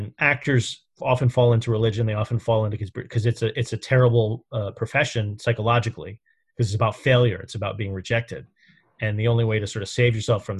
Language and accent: English; New York City, New York, United States; I grew up in New York around the Trumps. I knew them as a kid.